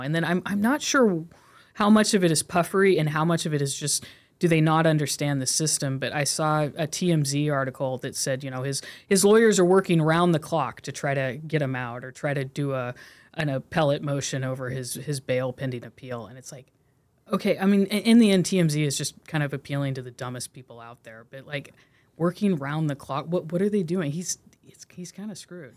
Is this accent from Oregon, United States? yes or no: yes; Corvallis, Oregon, United States; I grew up in Corvallis, Oregon